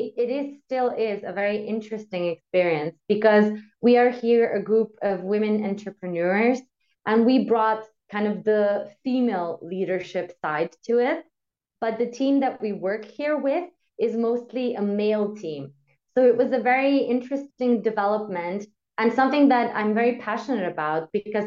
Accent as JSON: {"language": "English", "country": "Slovenia", "moved": "yes", "lives_now": "Austria", "said": "I am from Slovenia, but I live in Austria"}